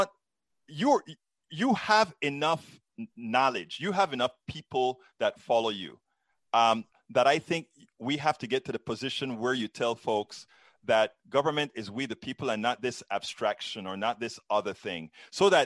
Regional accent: Panama; now in United States; I'm originally from Central America, Panama

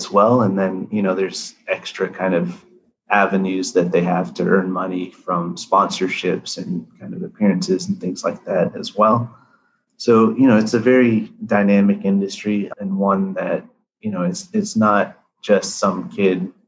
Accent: United States; My parents grew up, born and raised in India, and then, you know, came here. I was born in the US

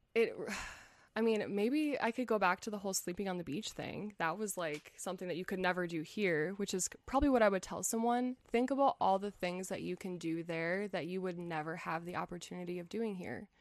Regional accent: United States; first language English; I'm from the United States

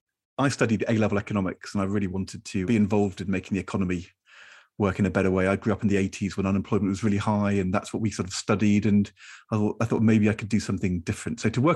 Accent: Norwich, East of England, United Kingdom; I definitely wanted to play for Norwich City. I grew up in Norwich.

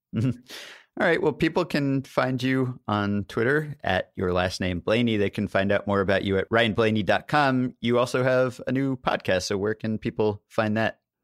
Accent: New York City, New York, United States; I grew up in Manhattan and have always lived here

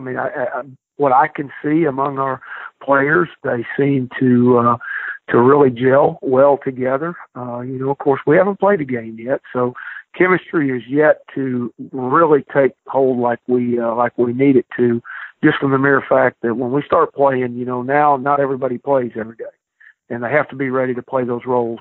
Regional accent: Midwest, United States; now in Hattiesburg, United States; I'm from the Midwest

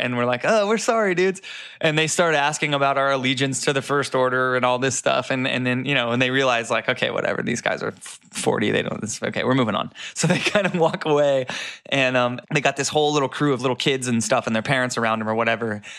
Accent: Florida, United States; I grew up in Florida

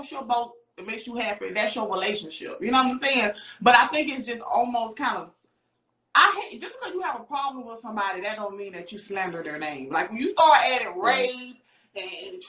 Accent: Augusta, Georgia, United States; now in Atlanta, United States; I'm from Augusta, so when I moved here

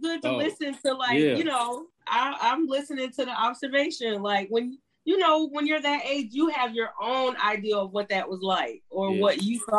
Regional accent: Minnesota, United States; also born or lived in Guam / Connecticut, United States / New York, United States / Philadelphia, United States; So after that, when he left the service, we came back east. I remember vaguely being in Connecticut for a short time, and then New York, upstate New York, and Philadelphia, and then Minnesota since I was 14. I really feel like I'm from Minnesota though.

